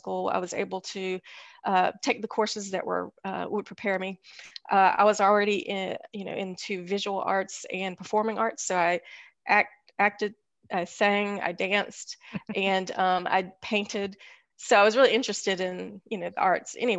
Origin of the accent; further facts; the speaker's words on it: Greensboro, North Carolina, United States; From Greensboro, North Carolina Road. So I didn't go far.